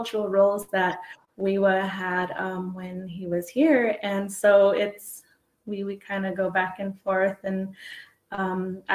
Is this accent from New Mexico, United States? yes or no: yes; Zuni Pueblo, New Mexico, United States; I'm from Zuni Pueblo.